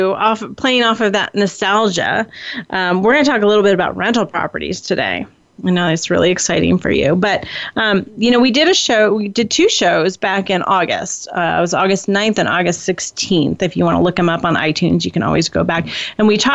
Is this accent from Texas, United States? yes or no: no; Bloomington, Indiana, United States; my hometown of Bloomington